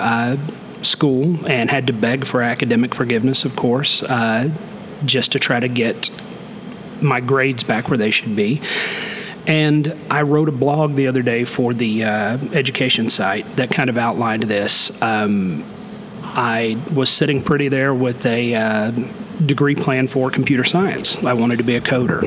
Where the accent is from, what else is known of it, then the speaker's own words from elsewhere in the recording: Okay, Oklahoma, United States; I was born and raised there, and now I'm back there teaching